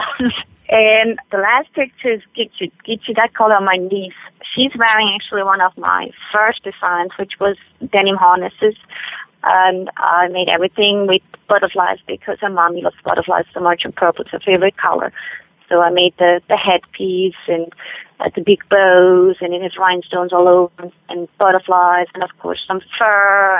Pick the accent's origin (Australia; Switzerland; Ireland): Switzerland; English is a second language; moved away as an adult; now in United States; I am from Switzerland. I was born and raised in Switzerland.